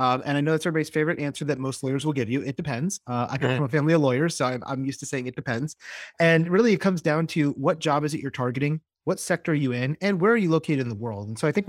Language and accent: English; Florida, United States; I grew up as a Floridian. I grew up in South Florida.